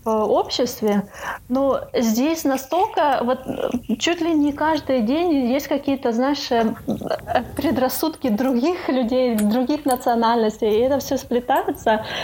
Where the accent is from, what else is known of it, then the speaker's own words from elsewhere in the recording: Kharkiv, Kharkiv Oblast, Ukraine; moved away as an adult; now in Netherlands; уже почти полтора года живу в Нидерландах. И ну, переехала я из Украины, из Харькова тоже.